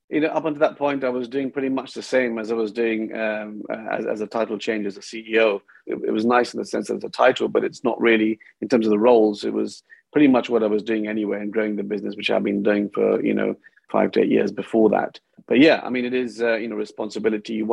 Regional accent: India; also born or lived in United Kingdom; Well, I grew up between um, India and UK. By the time I was 16, I went to about 10 different schools. So it was a little bit unsettling, different types of cultures.

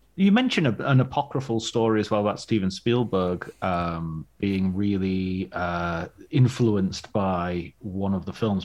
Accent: Barrow-in-Furness, North West England, United Kingdom; also born or lived in Ulverston; I grew up in Barren Furness near, in the countryside near there. I was born in Ulverston

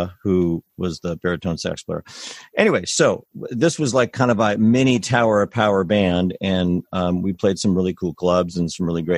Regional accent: Lafayette, California, United States; I grew up in Lafayette

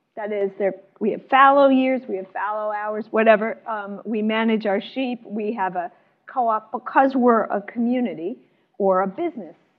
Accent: the South Side outside of Chicago, Illinois, United States; I grew up in a place where Head Start was started. I'm from the South outside of Chicago

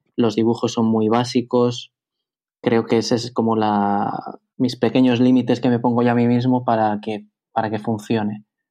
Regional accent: Bilbao, Basque Country, Spain; moved away as an adult; also born or lived in Madrid; yo soy de Bilbao, eh, yo vivo en Bilbao y cuando estuve viviendo en Madrid

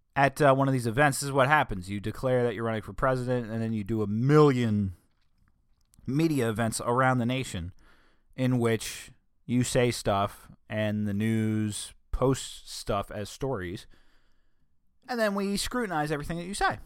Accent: New Castle County, Delaware, United States; accent: northern Delawarean; they will know I'm from Newcastle County. They will know that I am from up north. They will know I'm a northern Delawarean

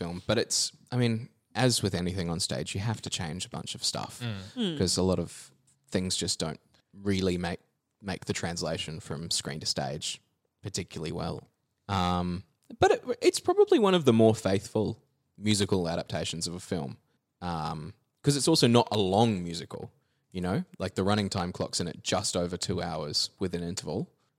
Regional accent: New Zealand; accent: New Zealand; I can put it back on if I need to, because it's my native accent.

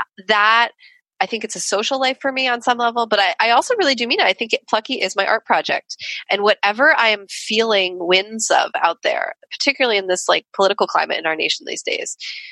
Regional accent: New York, United States; where I grew up in New York

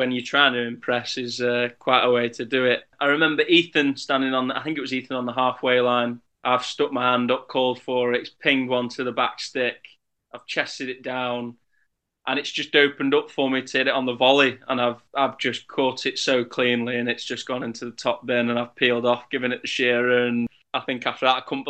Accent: Congleton, North West England, United Kingdom; I've lived here all my life, apart from being away for a little bit

